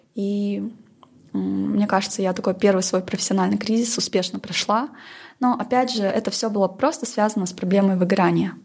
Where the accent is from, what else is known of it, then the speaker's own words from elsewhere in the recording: Pavlodar, Pavlodar Region, Kazakhstan; я сама родом из Павлодара, это такой промышленный город.